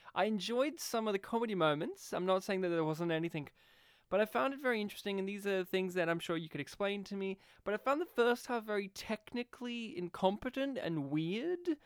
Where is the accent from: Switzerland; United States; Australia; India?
Australia; We grew up here in Australia